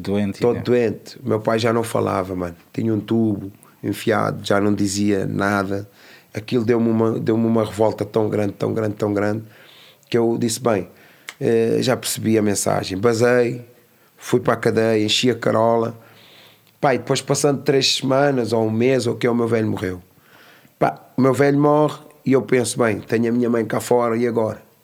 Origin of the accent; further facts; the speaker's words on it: Amadora, Lisbon, Portugal; also born or lived in São Tomé and Príncipe; nasci em São Tomé Príncipe. vim para, para a Cova da Moura com dois anos de idade.